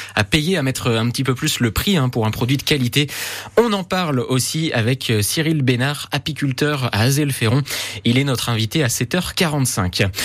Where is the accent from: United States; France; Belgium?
France; Berry, Centre-Val de Loire; chez nous dans le Berry